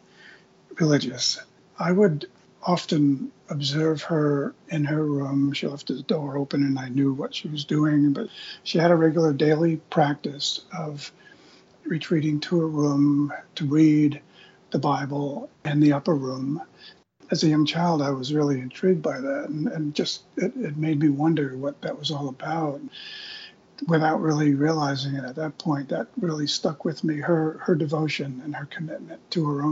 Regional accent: Eastern Long Island, New York, United States; I grew up in Eastern Long Island, New York, out in what used to be the potato fields of Eastern Long Island.

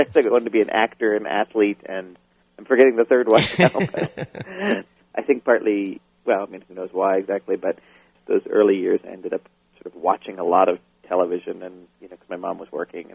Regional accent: Portland, Maine, United States; also born or lived in Syracuse, New York; I grew up in Portland, Maine, primarily. I was actually born in Syracuse, New York, but lived there only for a brief time.

